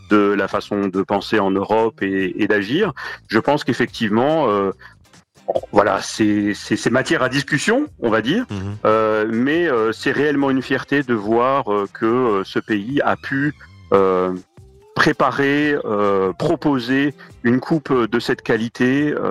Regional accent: Casablanca, Casablanca-Settat, Morocco; born there; also born or lived in Marrakech; Exactement, je suis né à Casablanca à l'époque de la Marche Verte en 75 et euh, je suis à Marrakech depuis 81

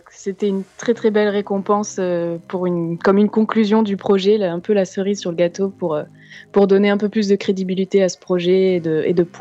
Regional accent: France; ou les petites fautes qu'on fait parce qu'on est français.

